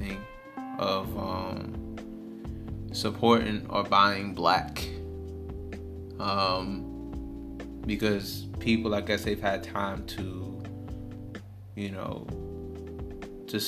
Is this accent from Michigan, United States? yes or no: yes; Detroit, Michigan, United States; I stay in Detroit. I'm from Detroit